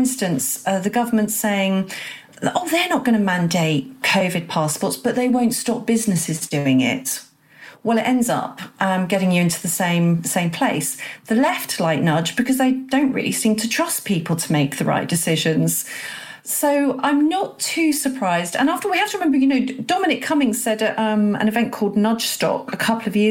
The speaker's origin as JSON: {"language": "English", "region": "England", "country": "United Kingdom", "said": "I'm proudly patriotic, love being English and British"}